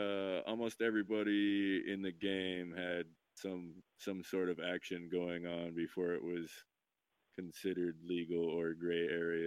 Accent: Idaho, United States; now in Portland, United States; Yeah, I'm from Idaho. Yeah. Been in Portland.

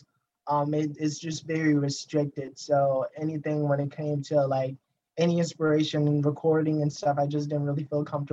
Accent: Jackson, Mississippi, United States; I'm from Jackson, Mississippi, born and raised here.

